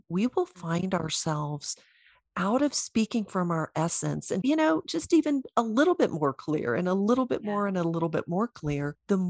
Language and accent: English; the Bible Belt, United States; I don't have the accent anymore, but I am from the Bible Belt.